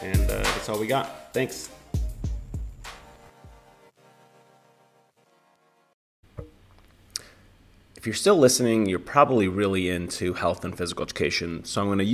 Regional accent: Finland; I grew up in Finland

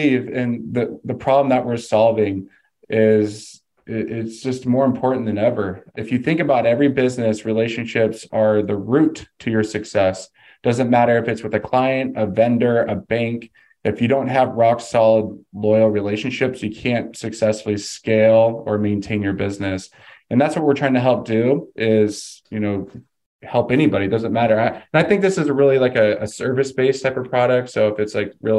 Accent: California, United States; moved away as an adult; now in Phoenix, United States; I'm actually from California. I got an athletic scholarship to come to Arizona

